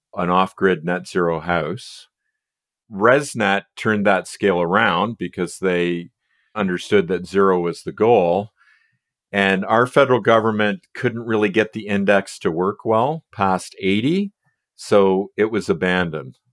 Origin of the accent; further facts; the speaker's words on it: United States; now in Canada; I'm really an American living in Canada